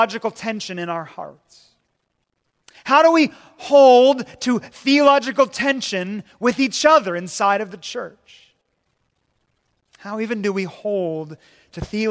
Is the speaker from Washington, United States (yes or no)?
yes; Puget Sound, Washington, United States; I'm from Washington State and in the Puget Sound there.